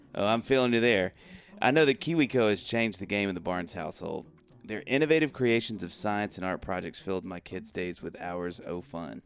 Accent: the South, United States; we're both from the South

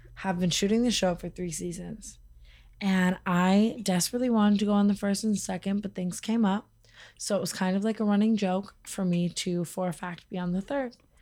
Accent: Las Vegas, Nevada, United States; I grew up in Vegas

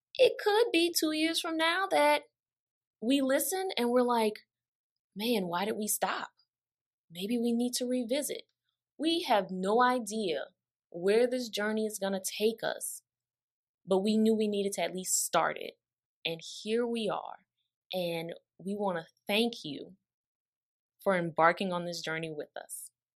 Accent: New Orleans, Louisiana, United States; I am from the five oh four

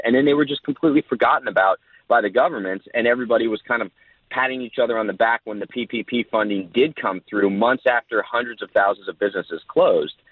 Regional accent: New Jersey, United States; now in Southern California, United States; I grew up in Jersey

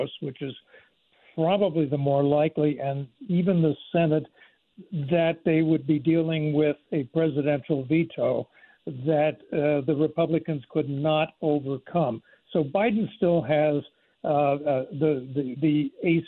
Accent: Pennsylvania, United States; now in North Carolina, United States; my home state is Pennsylvania. Yeah. I live in North Carolina

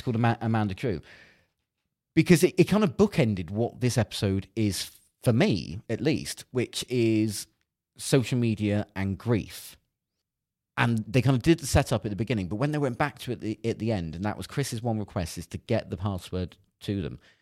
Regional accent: Cornwall, South West England, United Kingdom; I grew up in Cornwall

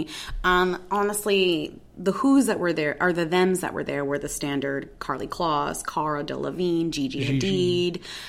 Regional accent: Newton, Massachusetts, United States; we talked a lot about my hometown of Newton, Massachusetts.

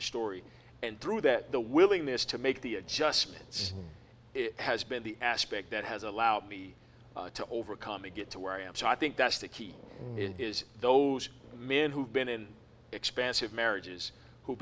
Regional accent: Memphis, Tennessee, United States; moved away as an adult; also born or lived in Southern California; now in Atlanta, United States; We're originally from Memphis, Tennessee

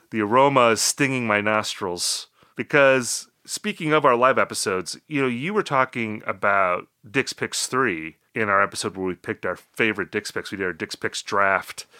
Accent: Midwest, United States; Rob and I, you know, we're both from the Midwest

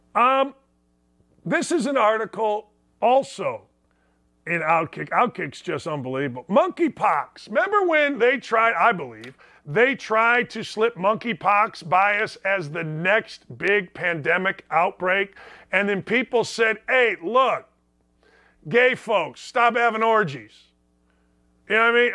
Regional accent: Northwest Indiana, United States; I grew up in Northwest Indiana.

